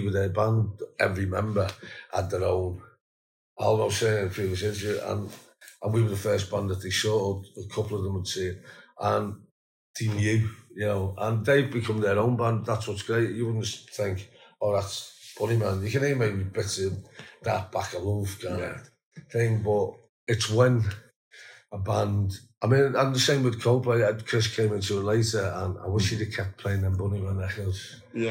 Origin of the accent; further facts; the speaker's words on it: Liverpool, North West England, United Kingdom; we're from Liverpool